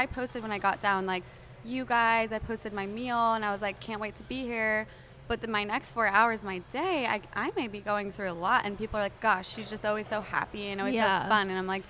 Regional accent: New Mexico, United States; moved away as an adult; also born or lived in Lubbock, Texas; now in Dallas, United States; I was at Texas Tech and I'm from New Mexico

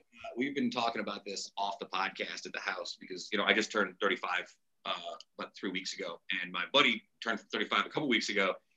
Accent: Utica, New York, United States; I'm from Utica.

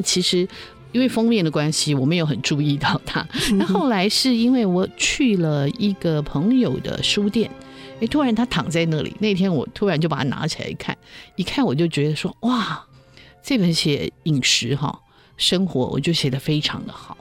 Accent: Taiwan; 我们台湾人

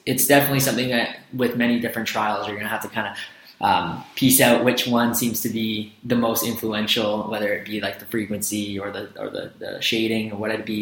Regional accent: central Canada, Canada; as a Canadian, uh, you know, in, in, Central Canada

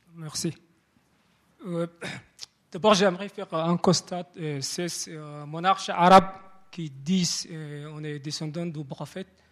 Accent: Somalia; moved away; je suis origine de Somalie, et somalienne

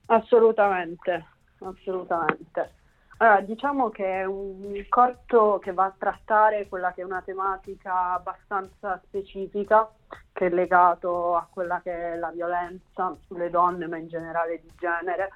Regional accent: Bari, Apulia, Italy; moved away as an adult; now in Rome, Italy; io sono di Bari

